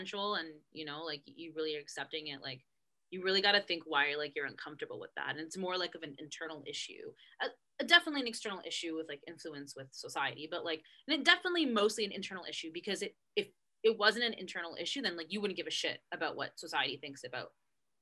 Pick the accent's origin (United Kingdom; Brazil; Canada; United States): Canada; I'm Canadian, but I'm Italian descended, so, like, obviously, like, my dad and my mom are both born in Canada